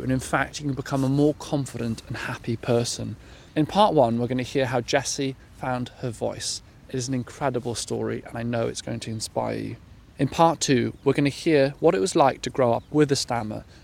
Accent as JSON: {"language": "English", "region": "South Wales", "country": "United Kingdom", "moved": "yes", "said": "we are both South Walians. We're proud Welsh peoples."}